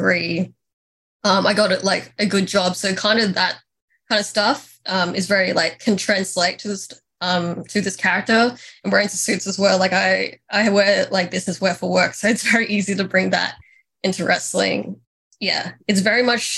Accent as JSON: {"language": "English", "country": "Australia", "said": "as a teenager, I knew that you, like, as an Australian, you had to go to America"}